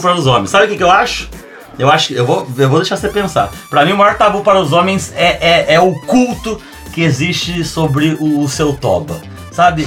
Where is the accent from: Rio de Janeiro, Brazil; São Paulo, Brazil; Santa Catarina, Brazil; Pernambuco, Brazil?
São Paulo, Brazil; São José do Rio Preto; also born or lived in Rio Grande do Sul; eu sou natural de São José do Rio Preto, que é uma cidade do interior de São Paulo.